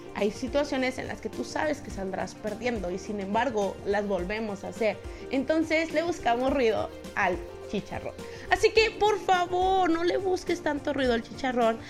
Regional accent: Mexico; somos mexicanos, tú sabes, el mexicano habla así

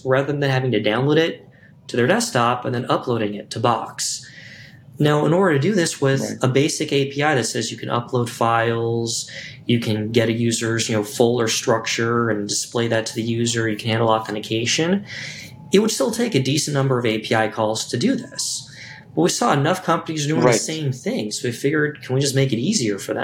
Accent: Chicago, Illinois, United States; as a Chicagoan

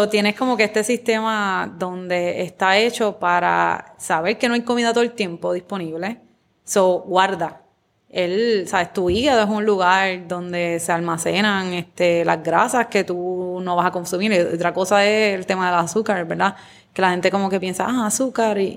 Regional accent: Guayama, Puerto Rico; moved away; also born or lived in California; yo soy de Guayama. De Guayama, de Guayama.

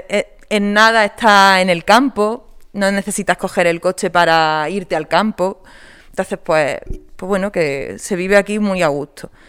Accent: Córdoba, Andalusia, Spain; also born or lived in Purchena; now in Baza, Spain; Yo soy de cordobesa, aunque antes de vivir en Baza he vivido por la Sierra de la Filabra, en Purchena.

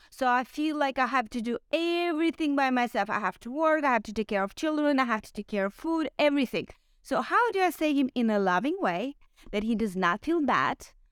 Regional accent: Ukraine; I'm Ukrainian

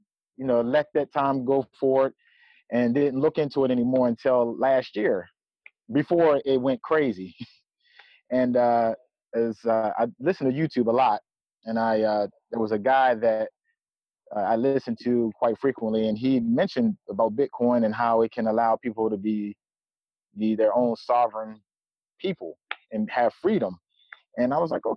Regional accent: Eastern Shore of Maryland, United States; I'm from the Eastern Shore of Maryland

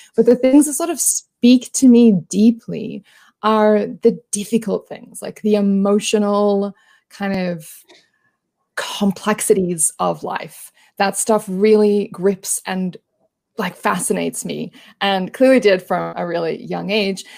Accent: Australia; accent: Australian; I am an Australian. If you can't tell by the accent

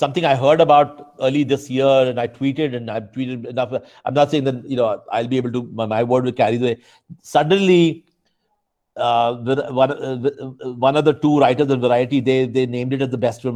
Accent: India; I'm Indian

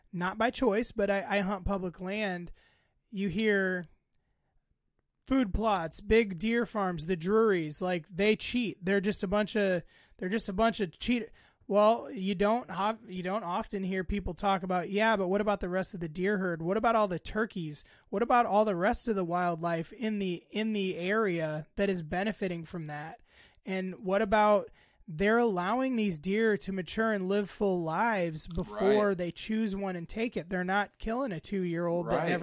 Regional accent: United States; I'm an American

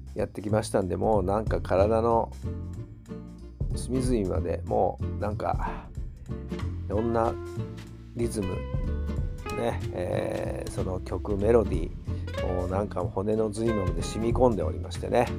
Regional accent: Saitama, Japan; 地元埼玉

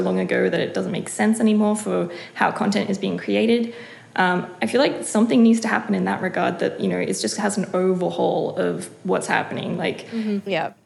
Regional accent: Australia; being raised in Australia

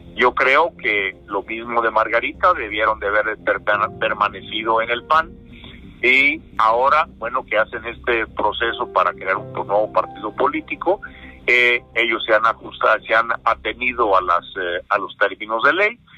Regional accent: Mexico; como pueblo, como mexicanos

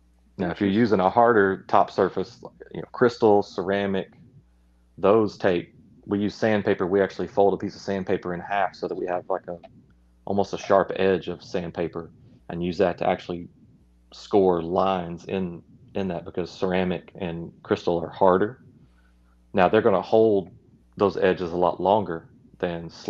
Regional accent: Reelfoot Lake, Northwest Tennessee, United States; I grew up hunting on Realfoot Lake, which is in Northwest Tennessee.

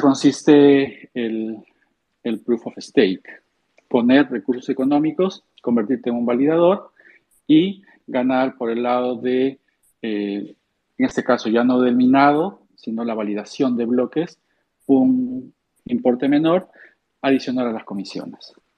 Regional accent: Peru; soy, soy peruano

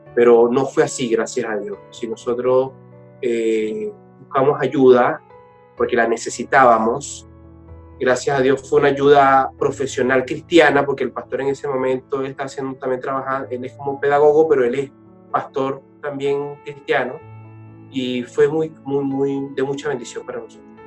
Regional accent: Portuguesa, Venezuela; yo soy venezolano, igual que mi esposa, soy del Estado portuguesa

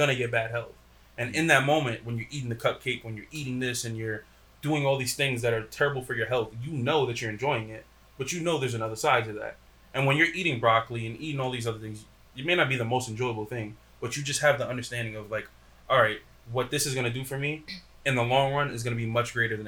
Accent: Paterson, New Jersey, United States; growing up in Patterson, you see so much drug dealing and killing, all this other stuff

